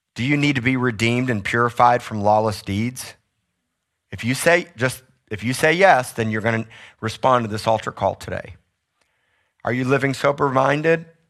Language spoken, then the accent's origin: English; South Miami, Florida, United States; moved away; I grew up in South Miami, I'm tropical